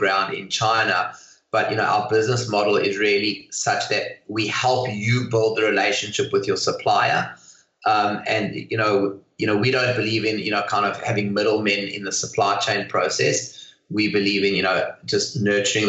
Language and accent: English; South Africa; moved away as an adult; now in Hong Kong; Originally from South Africa